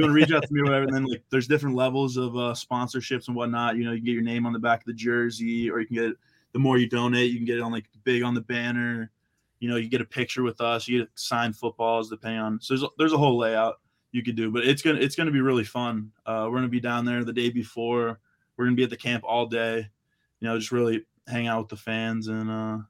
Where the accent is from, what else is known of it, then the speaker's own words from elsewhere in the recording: Florida, United States; born there; also born or lived in Boston; So like I was born in Florida.